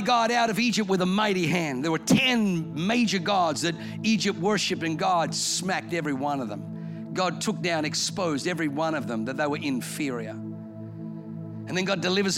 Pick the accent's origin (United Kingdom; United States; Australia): Australia; first language German; English is a second language; also born or lived in Germany; I moved to Australia from Germany when I was 3